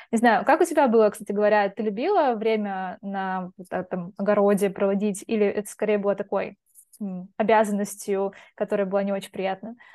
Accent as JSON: {"language": "Russian", "region": "Belgorod Oblast", "country": "Russia", "said": "я просто из Белгородской области, и там чернозем прям он такой черный"}